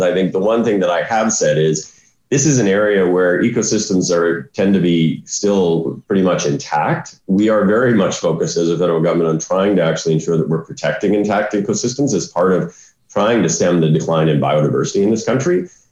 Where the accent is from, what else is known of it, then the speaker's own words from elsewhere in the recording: Saskatchewan, Canada; I grew up in Saskatchewan.